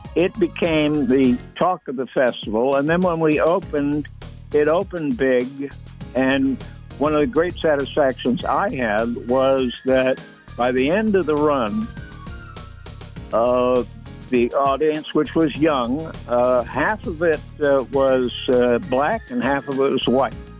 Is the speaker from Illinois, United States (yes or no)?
yes; Illinois, United States; moved away; I was from Illinois, you know, Lincoln and Grant country